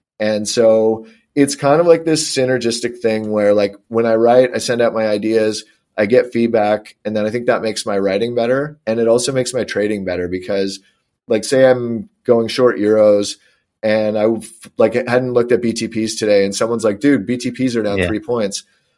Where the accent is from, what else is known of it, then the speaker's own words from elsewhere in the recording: Cincinnati, Ohio, United States; Because I'm from Cincinnati, just because I bet on them.